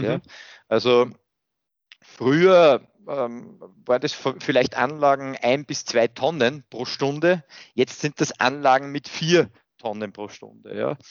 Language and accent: German; Austria; ich bin an und für sich in einer sehr behüteten ländlichen Umgebung aufgewachsen hier in Österreich